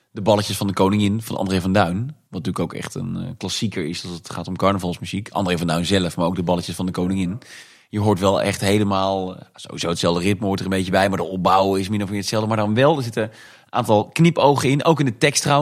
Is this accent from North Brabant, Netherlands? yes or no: yes; Tilburg, North Brabant, Netherlands; moved away; ik kom uit Tilburg